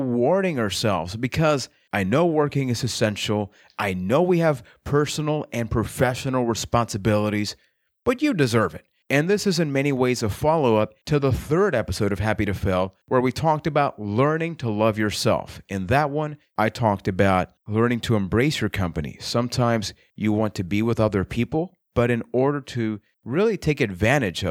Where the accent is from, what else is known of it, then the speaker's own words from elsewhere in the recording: Puerto Rico; I am from Puerto Rico